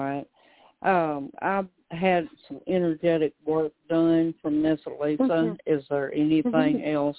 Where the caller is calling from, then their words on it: Conway, Arkansas, United States; I'm calling from Arkansas.